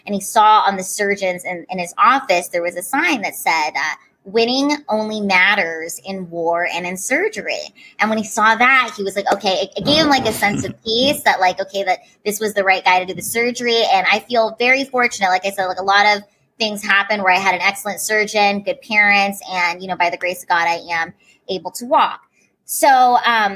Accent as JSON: {"language": "English", "region": "Washington", "country": "United States", "tie": "born or raised there", "also_born_or_lived": "Honolulu, Hawaii", "said": "I grew up in Washington State"}